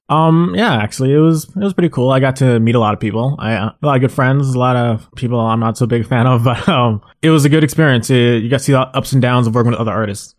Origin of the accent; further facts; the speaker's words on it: Mississauga, Ontario, Canada; also born or lived in Brampton; I'm from Mississauga, you know, it's right outside Toronto, and be, pretty much lived there almost my entire life